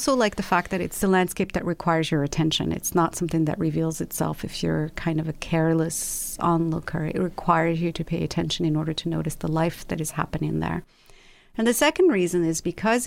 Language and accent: English; Rabat, Rabat-Salé-Kénitra, Morocco; also born or lived in London; now in Los Angeles, United States; I was born and raised in Rabat, which is the capital of Morocco.